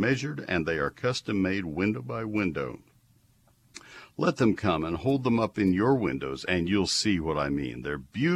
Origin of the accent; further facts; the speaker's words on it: College Station, Texas, United States; growing up in College Station